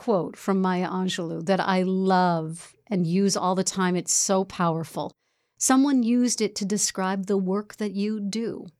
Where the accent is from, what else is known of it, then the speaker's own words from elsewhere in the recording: Connecticut, United States; In Connecticut? My home state.